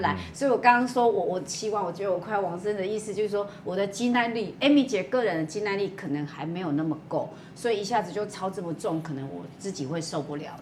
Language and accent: Chinese; Taiwan; 我们台湾人